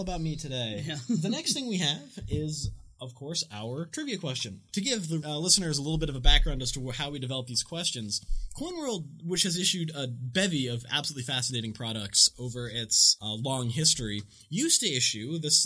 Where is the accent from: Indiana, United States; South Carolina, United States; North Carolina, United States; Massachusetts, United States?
Massachusetts, United States; I gotta get a Massachusetts uh, W quarter. I have to gotta rep my home state.